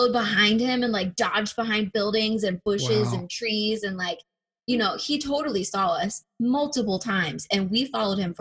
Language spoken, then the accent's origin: English; Cincinnati, Ohio, United States; I grew up in Cincinnati, Ohio